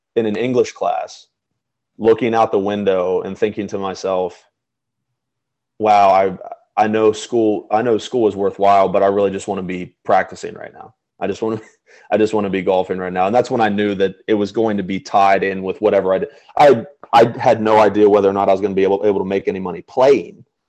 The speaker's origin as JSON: {"language": "English", "town": "Chambersburg", "region": "Pennsylvania", "country": "United States", "tie": "born or raised there", "moved": "yes", "said": "I was living in my hometown of Chambersburg"}